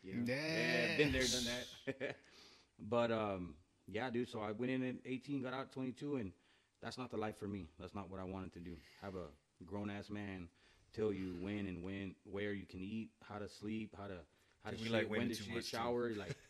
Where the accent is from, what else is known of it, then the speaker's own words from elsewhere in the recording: Edinburg, Texas, United States; now in Kerrville, United States; I'm originally from the Valley, from Edinburgh, and I moved to Kerrville January 26th of 2004.